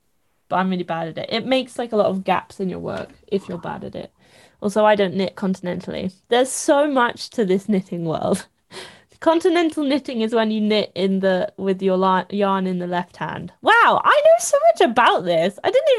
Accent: East of England, United Kingdom; I definitely loved people being like, what are you doing? I'm from Essex. What are you doing? Are you knitting?

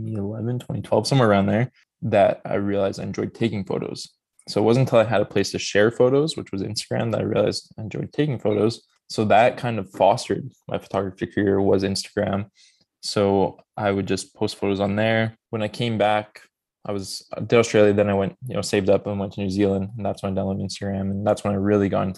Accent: Edmonton, Alberta, Canada; Born and raised in Edmonton, Alberta

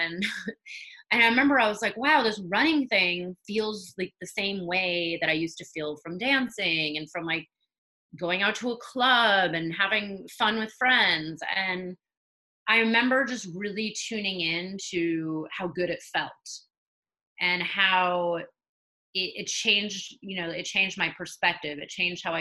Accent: California, United States; I grew up in California, so the weather was always nice.

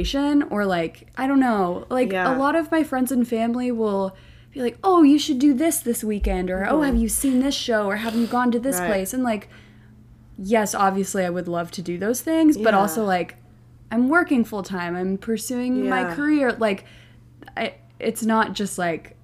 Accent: Oklahoma City, Oklahoma, United States; moved away as an adult; also born or lived in Utah / New Jersey; now in New York City, United States; I'm from Oklahoma City.

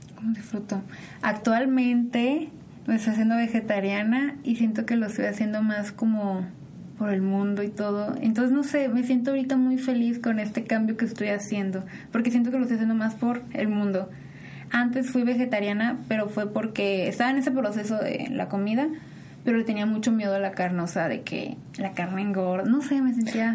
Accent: Mexico; somos mexicanos

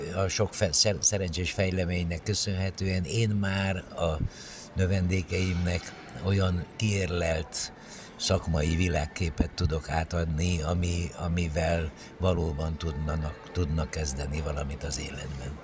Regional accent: Cluj-Napoca, Cluj County, Romania; moved away as an adult; also born or lived in Bucharest / Budapest / Paris; now in Hungary; muzsikus családba születtem Kolozsváron, ott a nagynevű zenei liceumban végeztem a tanulmányaimat, utána Bukarestbe kerültem

